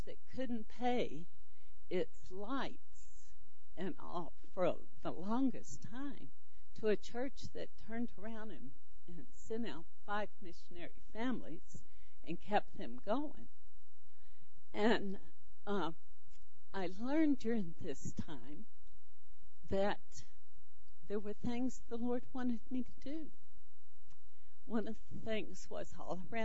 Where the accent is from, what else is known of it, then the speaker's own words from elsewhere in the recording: Charlotte, North Carolina, United States; moved away as an adult; also born or lived in California; moved from California back to Charlotte, which was my hometown